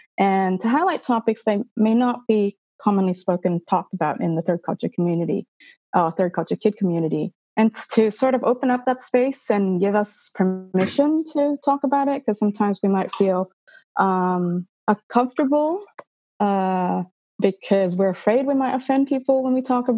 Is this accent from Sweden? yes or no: no; Canada; born there; And I suppose I was born in Canada. Legally Canadian, et cetera, et cetera.